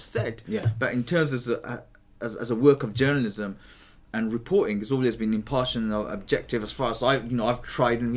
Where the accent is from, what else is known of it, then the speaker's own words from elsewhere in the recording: Birmingham, West Midlands, United Kingdom; moved away as an adult; also born or lived in East London; now in London, United Kingdom; I'm born and bred in Birmingham, Alam Rock. Mm-hmm. You know, I grew up there